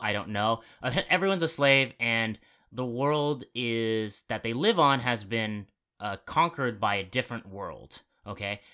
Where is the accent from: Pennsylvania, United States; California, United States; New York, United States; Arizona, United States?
Arizona, United States; I'm from Arizona